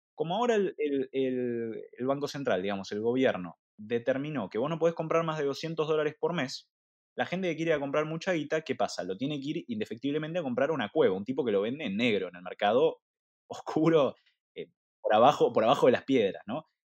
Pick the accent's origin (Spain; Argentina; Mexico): Argentina